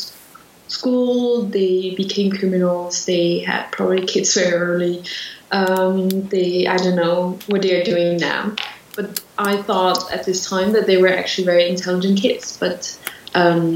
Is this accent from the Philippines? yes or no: no; Switzerland; I was born in Switzerland. And I grew up in a very small town in Switzerland